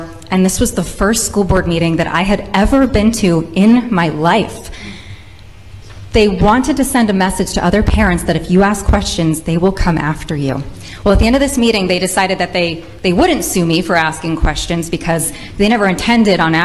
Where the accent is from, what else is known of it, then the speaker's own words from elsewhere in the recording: Rhode Island, United States; I am a mother from Rhode Island